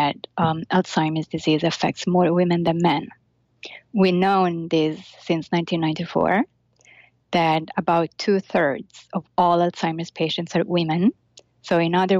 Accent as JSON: {"language": "English", "country": "Italy", "moved": "yes", "lives_now": "New York, United States", "said": "I'm Italian. I'm from Italy."}